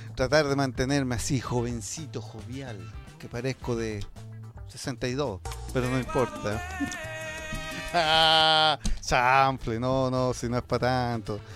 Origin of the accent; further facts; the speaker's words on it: Chile; somos tercos los chilenos